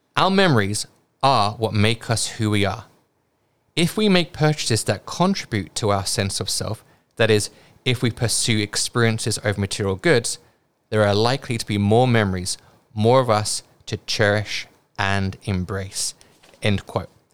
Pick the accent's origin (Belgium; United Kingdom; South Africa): United Kingdom; accent: British; now in Hong Kong; my British accent